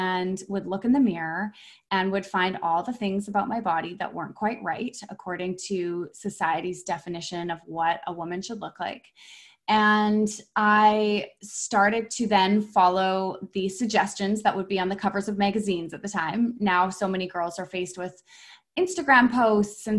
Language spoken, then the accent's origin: English; Vancouver, British Columbia, Canada; also born or lived in Whistler; I'm from Vancouver. I'm born and raised in Vancouver